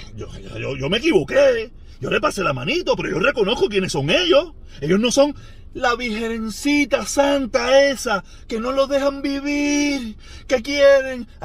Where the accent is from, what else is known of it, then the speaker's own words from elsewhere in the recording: Cuba; moved away; salimos de Cuba